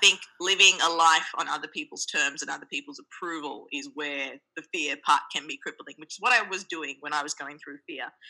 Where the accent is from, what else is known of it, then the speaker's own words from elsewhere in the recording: Australia; also born or lived in Sri Lanka; now in New York City, United States; born in Sri Lanka, we my family migrated to the land down under, Australia, when I was two. Hence my very cute accent